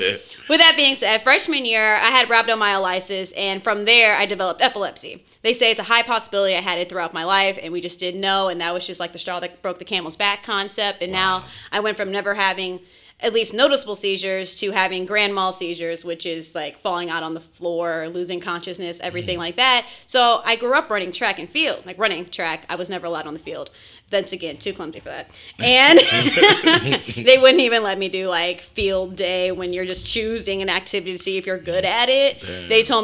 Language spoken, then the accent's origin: English; Houston, Texas, United States; also born or lived in Purdue (Indiana); I grew up here in Houston